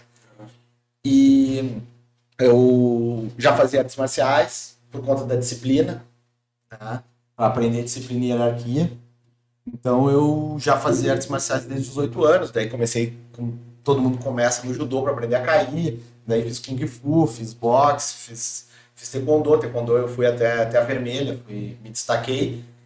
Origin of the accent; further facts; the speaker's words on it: Porto Alegre, Rio Grande do Sul, Brazil; also born or lived in Germany; now in Florianópolis, Brazil; Eu, eu sou gaúcho, de Porto Alegre. Atualmente, já há alguns anos, moro em Floripa